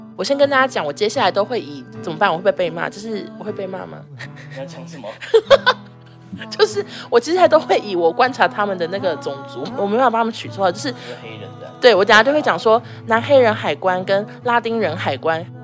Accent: Taiwan; 我是那个来自台湾的好女孩

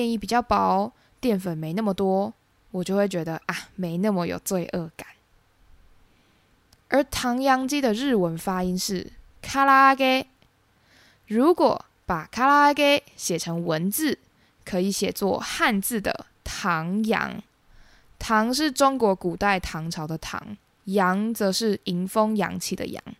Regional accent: Taiwan; 身为台湾人，日本是很多人第一次自助旅行时的首选。除了因为日本地理位置相对靠近台湾，台湾跟日本之间交流频繁之外

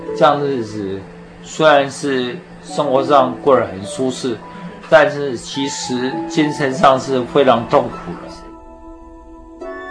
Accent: Taiwan; 我从小是在眷村里面长大，啊，我是四十三年次的

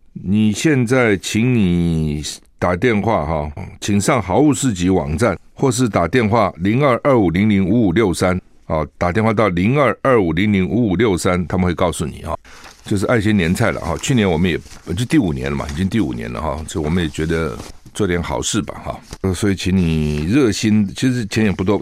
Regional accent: Taiwan; 我们台湾人也是这样哈

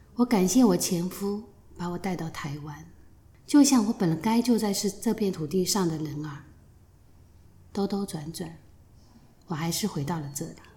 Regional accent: Shanghai, China; moved away as an adult; now in Taiwan; 我来自上海，出生在一个不知神为何物的年代

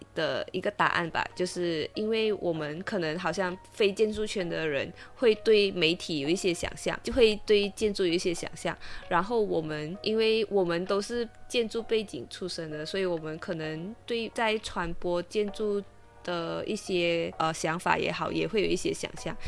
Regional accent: Malaysia; 身为马来西亚人

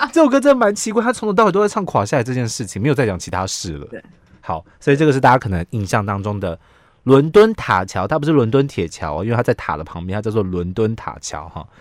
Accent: Taiwan; 我们台湾人

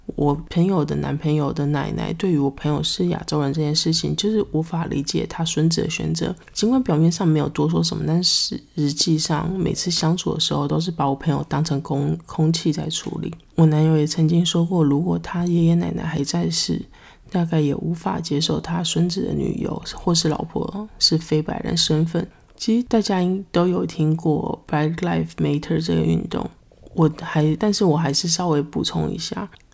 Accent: Taiwan; now in United States; 身为台湾人

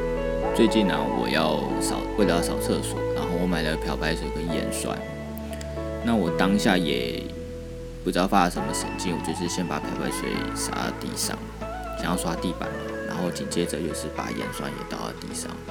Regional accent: Taiwan; 地球基本上有很多的人居住在同一个环境下，不止不只有不只有我们台湾人而已，还有其他各国各式各样的人以及不同的文化。

